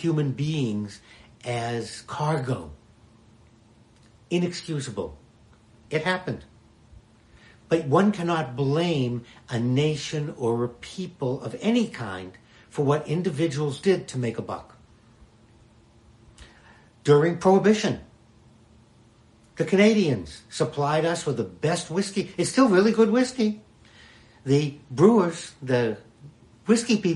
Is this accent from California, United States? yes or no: no; Boston, Massachusetts, United States; When I grew up in Boston